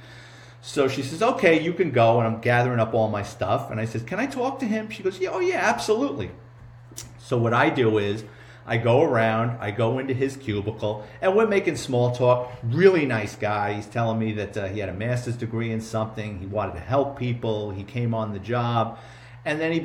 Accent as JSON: {"language": "English", "town": "New York City", "region": "New York", "country": "United States", "tie": "born or raised there", "said": "myself and my brother growing up in the Bronx"}